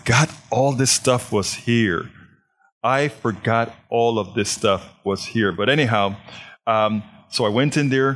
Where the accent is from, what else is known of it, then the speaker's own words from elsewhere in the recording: Panama; now in Houston, United States; I'm from Panama, Central America